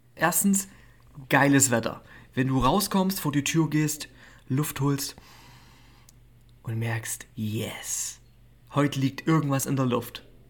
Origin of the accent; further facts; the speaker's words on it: Schneeberg, Saxony, Germany; ich bin in Schneeberg groß geworden